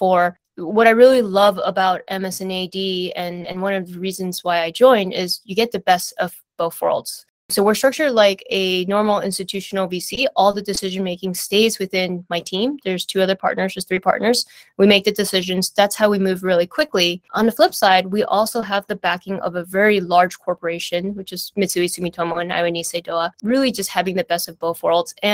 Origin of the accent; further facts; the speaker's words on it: San Francisco, California, United States; My family had migrated from Taiwan to the US, but I was born and raised in San Francisco.